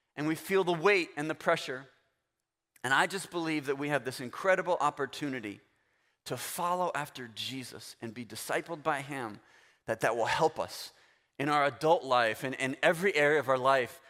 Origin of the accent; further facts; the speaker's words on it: Florida, United States; I'm from Florida